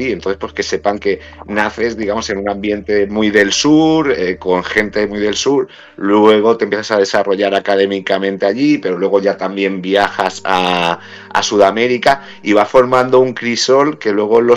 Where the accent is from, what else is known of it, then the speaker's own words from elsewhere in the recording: Gibraltar; moved away; Sí, pues yo nací en Gibraltar.